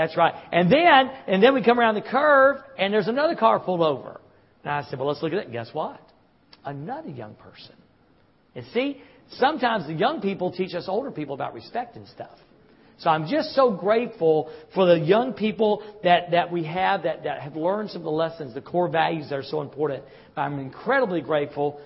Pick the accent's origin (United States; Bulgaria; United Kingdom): United States; the South; I'm from the South.